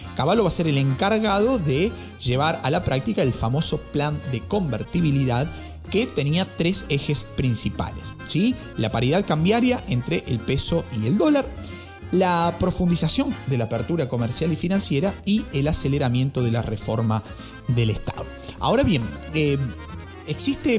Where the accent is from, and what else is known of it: Argentina